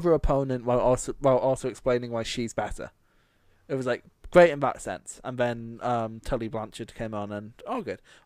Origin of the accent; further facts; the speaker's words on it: Scotland, United Kingdom; I'm Scottish